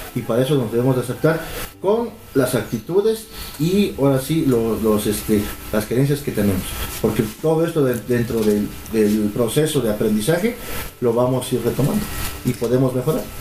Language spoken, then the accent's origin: Spanish; Oaxaca, Mexico; nosotros los oaxaqueños